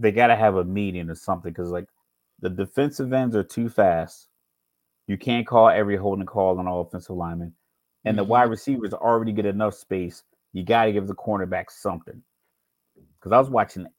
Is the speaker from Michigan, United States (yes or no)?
no; Virginia, United States; I grew up on the East Coast. I'm from Virginia